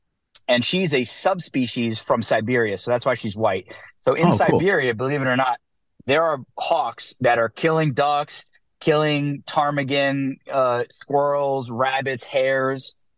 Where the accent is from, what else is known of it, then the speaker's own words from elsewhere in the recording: New Jersey, United States; moved away as an adult; now in New York, United States; Dude, so I'm from New Jersey. We just moved to New York.